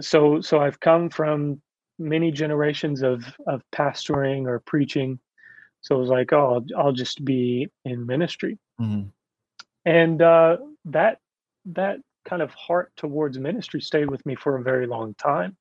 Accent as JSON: {"language": "English", "region": "Kentucky", "country": "United States", "said": "I'm from Kentucky"}